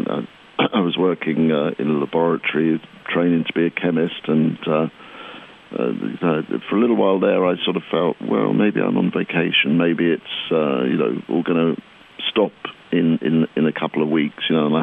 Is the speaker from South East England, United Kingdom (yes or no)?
yes; Crawley, South East England, United Kingdom; we grew up in Crawley, which is about 25 miles south of London